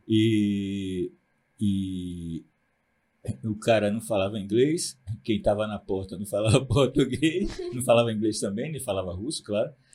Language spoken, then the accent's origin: Portuguese; Aracaju, Sergipe, Brazil; moved away as an adult; also born or lived in Propriá, Sergipe; now in Recife, Brazil; Eu sou de Sergipe, nasci numa cidade chamada Propriá, uhum. cresci em Aracaju, mas com 18 anos, eu fiz 18 anos, comprei uma passagem pro Recife